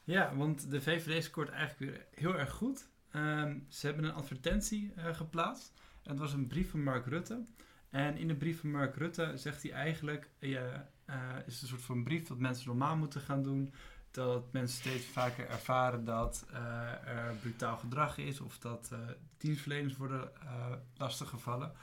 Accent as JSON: {"language": "Dutch", "town": "Alphen aan de Rijn", "region": "South Holland", "country": "Netherlands", "tie": "born or raised there", "said": "ik ook geboren ben in Alphen aan de Rijn"}